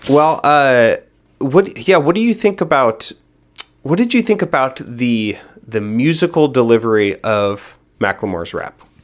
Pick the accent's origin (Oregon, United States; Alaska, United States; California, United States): Oregon, United States; Hillsboro; I grew up in Hillsboro, Oregon